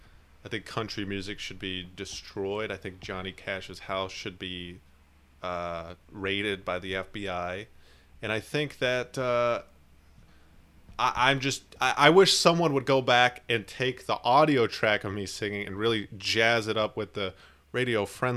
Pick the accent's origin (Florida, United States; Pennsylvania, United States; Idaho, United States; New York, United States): Pennsylvania, United States; I'm from Pennsylvania. I am not from the South. I moved there to start my music career.